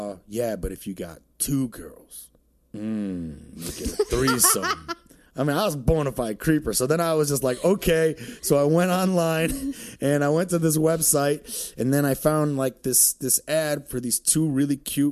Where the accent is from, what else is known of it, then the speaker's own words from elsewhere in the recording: Detroit, Michigan, United States; I'm from Detroit, right? I'm from this area